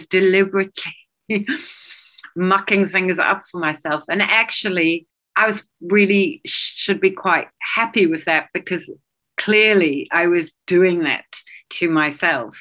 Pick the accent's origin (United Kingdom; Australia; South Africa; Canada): South Africa; moved away; I grew up in South Africa